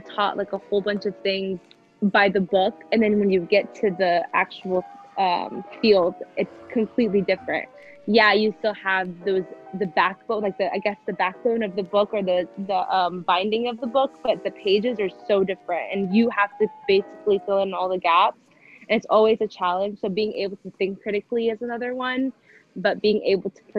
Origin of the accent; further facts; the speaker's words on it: United States; our generation having to struggle with being the first generation Americans